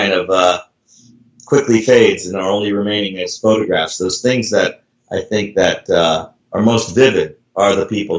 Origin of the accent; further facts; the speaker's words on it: California, United States; I'm from California